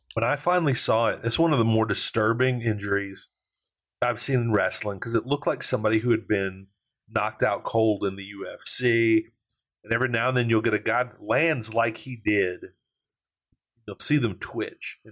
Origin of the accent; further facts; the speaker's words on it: Louisiana, United States; I'm from Louisiana. We embrace pettiness.